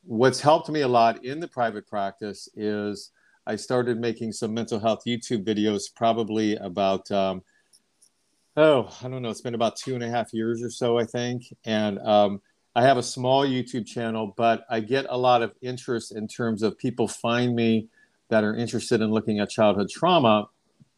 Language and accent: English; Ohio, United States; moved away as an adult; now in Long Beach, United States; I grew up in Ohio and I received my bachelor's of education back in Ohio. And then I moved out west to California, where I'm at now.